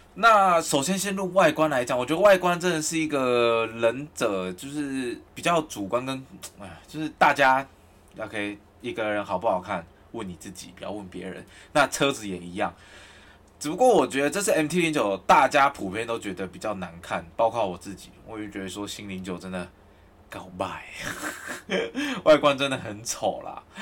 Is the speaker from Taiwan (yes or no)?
yes; Kaohsiung, Taiwan; now in Taipei, Taiwan; 因为我是高雄人